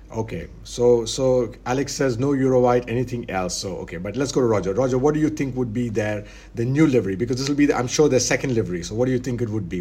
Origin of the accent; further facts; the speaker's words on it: India; now in Abu Dhabi, United Arab Emirates; I'm Indian. I'm in Abu Dhabi